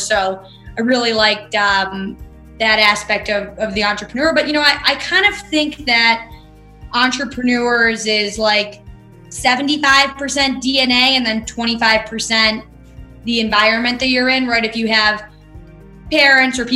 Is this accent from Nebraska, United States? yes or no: no; East Aurora, New York, United States; I grew up outside of Buffalo in a town called East Aurora, grew up on a golf course